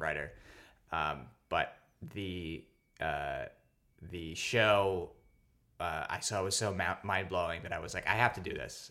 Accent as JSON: {"language": "English", "town": "New York City", "region": "New York", "country": "United States", "tie": "born or raised there", "also_born_or_lived": "Philippines / Staten Island", "said": "I was born in the Philippines, actually, but then I grew up not uh, too far from where we are recording right now. I grew up in Stuyvesant Town."}